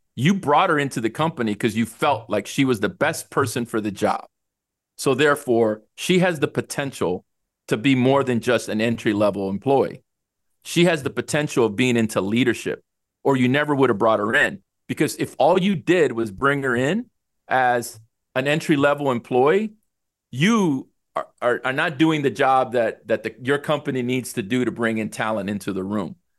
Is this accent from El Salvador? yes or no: yes; El Salvador; now in United States; I was born in El Salvador